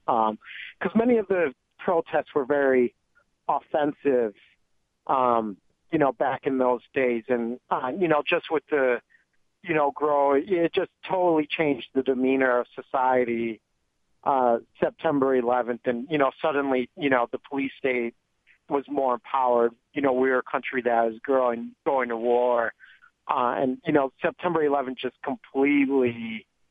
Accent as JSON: {"language": "English", "town": "Joliet", "region": "Illinois", "country": "United States", "tie": "born or raised there", "said": "I am in Joliet, Illinois, my hometown"}